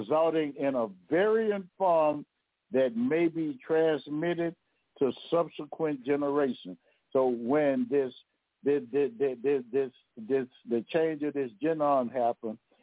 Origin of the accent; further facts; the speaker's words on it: Louisiana, United States; I'm from Louisiana now